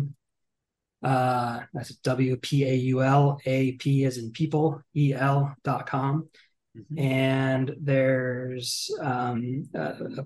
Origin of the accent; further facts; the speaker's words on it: McMinnville, Oregon, United States; I'm from McMinnville, Oregon